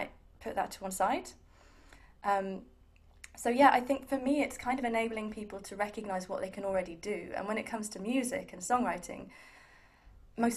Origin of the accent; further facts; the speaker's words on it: Milton Keynes, South East England, United Kingdom; I grew up in Milton Keynes